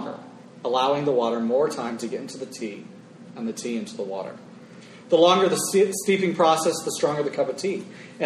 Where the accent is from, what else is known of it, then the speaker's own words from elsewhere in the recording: Florida, United States; When you think of my home state of Florida, it's my people